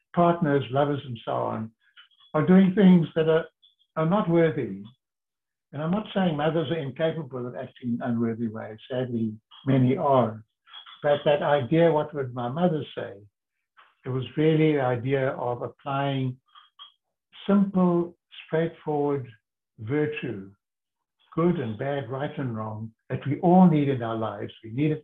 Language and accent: English; Cape Town, Western Cape, South Africa; accent: South African; moved away as an adult; also born or lived in London; I'm at boarding school, South African College School, Sachs. So I was Sachs from Sachs School. And I would, on Sundays, walk down, those who know Cape Town, the Government Avenue, catch the double-decker bus to Clifton, where my mom had a little kind of basement apartment.